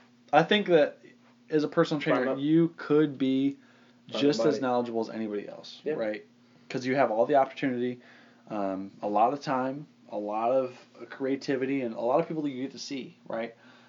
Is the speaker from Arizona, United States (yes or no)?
yes; Arizona, United States; born or raised there